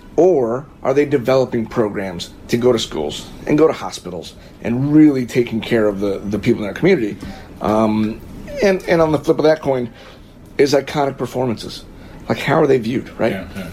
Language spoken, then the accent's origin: English; Florida, United States; now in Whiting, United States; I'm from Florida